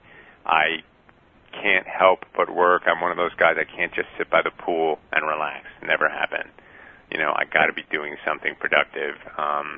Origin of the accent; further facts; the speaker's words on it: New York City, New York, United States; moved away as an adult; also born or lived in San Francisco; I was born in the Bronx